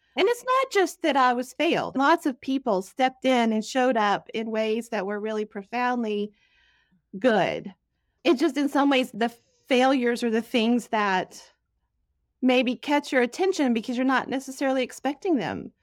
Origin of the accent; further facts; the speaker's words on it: Dallas, Texas, United States; moved away; I grew up in Dallas, Texas